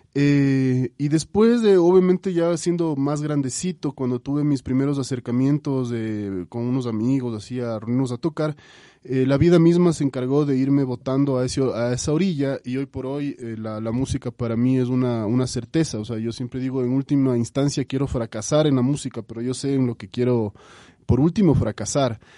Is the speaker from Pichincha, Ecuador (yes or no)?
yes; Quito, Pichincha, Ecuador; yo crecí, mi infancia la pasé en la urbanización La Granja, yo soy quiteño